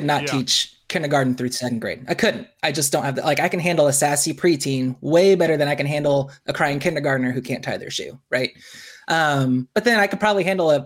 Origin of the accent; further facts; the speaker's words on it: Bloomington, Indiana, United States; also born or lived in Virginia / Hawaii; now in Muncie, United States; When I was 5, the summer of 88, we moved here to Bloomington.